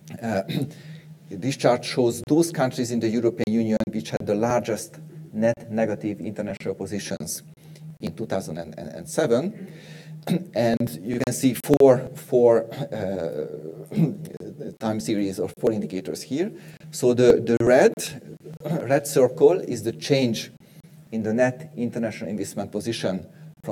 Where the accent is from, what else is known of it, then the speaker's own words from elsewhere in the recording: Hungary; Hungary, my home country